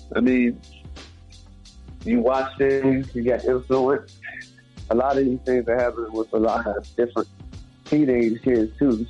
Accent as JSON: {"language": "English", "country": "Jamaica", "said": "I'm Jamaican"}